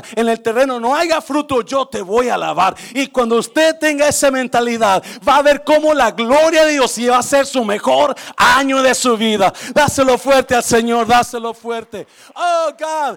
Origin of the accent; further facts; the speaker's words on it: Nayarit, Mexico; also born or lived in Guanajuato; yo nací en el estado de Guanajuato, que es un estado seco, árido, pero me crié en el estado de Nayarit